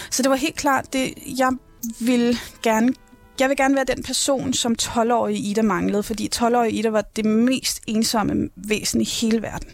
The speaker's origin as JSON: {"language": "Danish", "town": "Rungsted", "region": "Capital Region of Denmark", "country": "Denmark", "tie": "born or raised there", "said": "jeg er født og opvokset i Rungsted"}